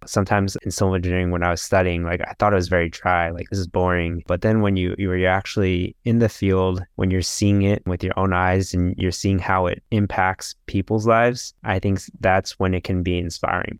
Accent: Sacramento, California, United States; I haven't moved around a lot. Um, I was, I was born in, um, California, in Sacramento.

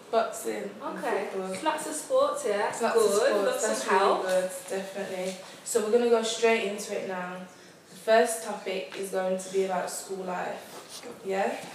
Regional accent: West Bromwich, West Midlands, United Kingdom; I'm 12 years old and I was born in West Brom, Birmingham.

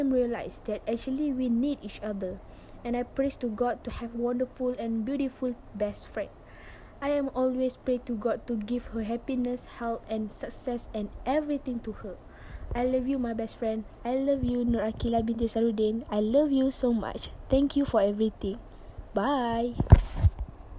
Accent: Renggam, Johor, Malaysia; English is a second language; living at the same place, which is at my hometown, Kampung Tengah Renggam

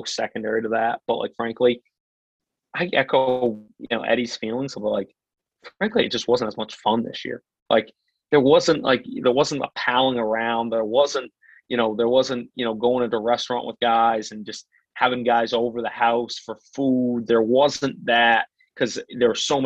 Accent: Portland, United States; where I grew up in Portland

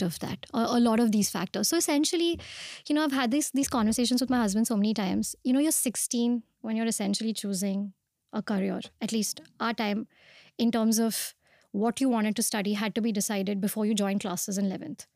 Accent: Pune, Maharashtra, India; moved away as an adult; also born or lived in Mumbai; I was born and brought up in Pune

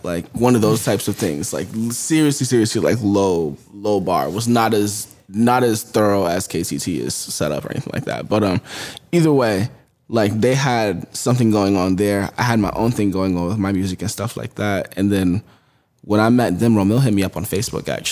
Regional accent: East Hartford, Connecticut, United States; I grew up in Hartford, Connecticut, and then moved to East Hartford, Connecticut when I was pretty young. So like the Hartford County area is like all my stomping grounds

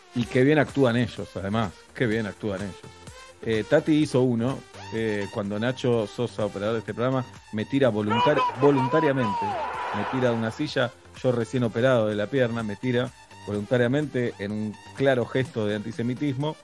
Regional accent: Argentina

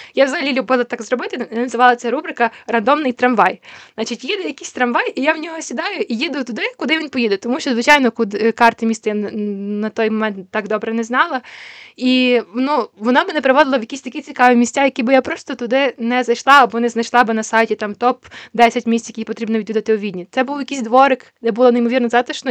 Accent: Ukraine; Я з України

